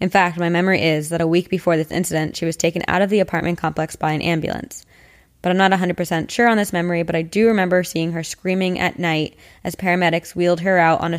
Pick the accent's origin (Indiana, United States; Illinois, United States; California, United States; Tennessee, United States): California, United States; Palm Springs; I grew up in Palm Springs, California. It's a small city with a pretty good-sized population.